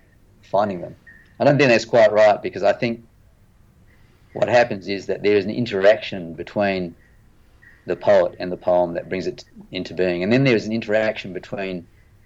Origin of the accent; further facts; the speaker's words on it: Adelaide, South Australia, Australia; moved away; also born or lived in Pittsburgh; I grew up in Adelaide